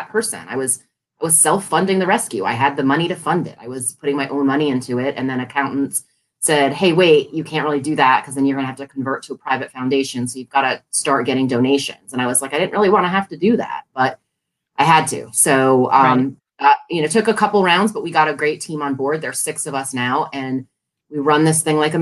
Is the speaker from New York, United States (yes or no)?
no; Connecticut, United States; now in Washington, D.C., United States; I'm from Connecticut